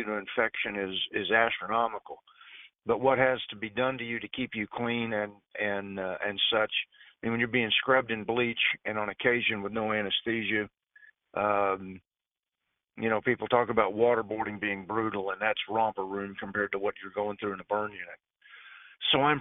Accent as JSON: {"language": "English", "town": "Fort Worth", "region": "Texas", "country": "United States", "moved": "yes"}